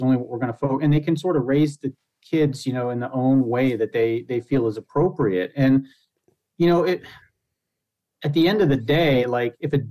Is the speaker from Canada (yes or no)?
no; Pennsylvania, United States; now in Michigan, United States; I grew up in Pennsylvania